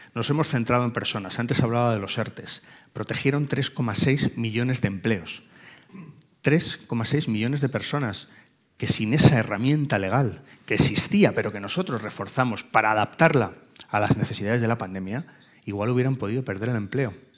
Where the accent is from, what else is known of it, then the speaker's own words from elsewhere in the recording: Spain; como españoles